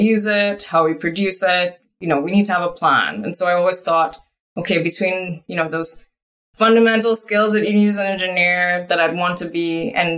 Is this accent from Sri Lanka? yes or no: no; Trinidad & Tobago; now in Canada; started off when I was a teenager back home in, you know, Trinidad and Tobago. So I'm actually originally from Trinidad and Tobago. I'm now Canadian.